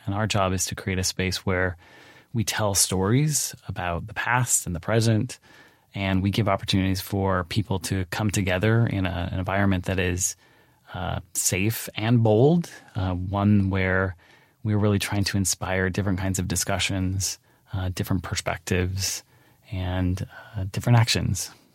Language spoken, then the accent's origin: English; Pacific Northwest, United States; moved away; I grew up in the Pacific Northwest.